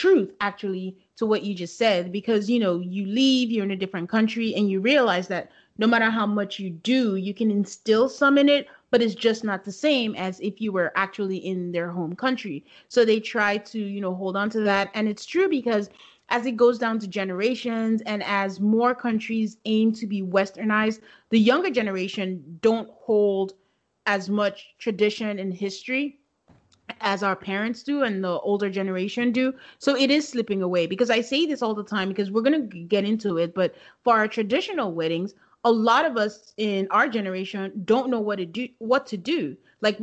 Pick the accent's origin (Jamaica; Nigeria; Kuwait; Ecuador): Nigeria; now in United States; I grew up in it